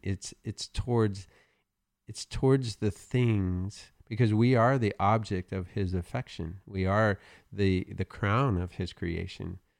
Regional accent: the South, United States; I'm from the South

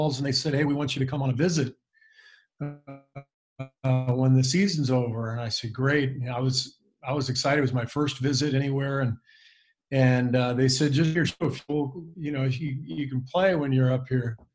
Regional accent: West Coast, United States; growing up on the West Coast

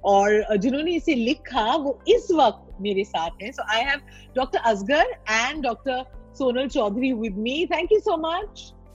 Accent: India; हम हिंदुस्तान में पैदा हुए हैं

